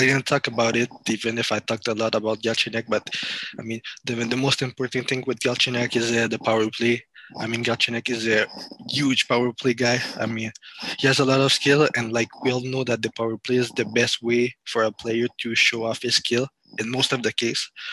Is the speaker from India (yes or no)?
no; France; I'm from France, and uh, my family is from France and Cameroon in Africa.